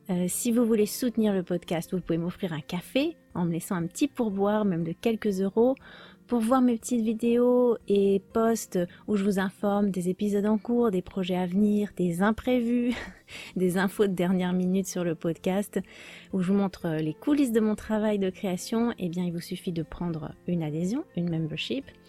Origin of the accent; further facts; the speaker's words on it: France; je suis française